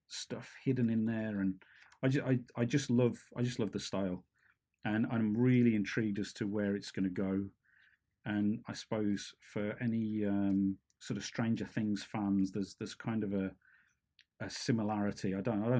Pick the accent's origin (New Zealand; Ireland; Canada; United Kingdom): United Kingdom; near Stourbridge, West Midlands; originally from Stourbridge in the West Midlands, which is a stone's throw from where I grew up